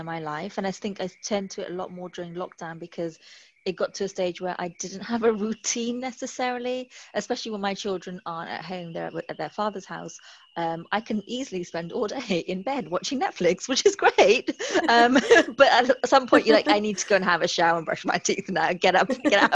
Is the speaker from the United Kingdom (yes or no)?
yes; United Kingdom; being British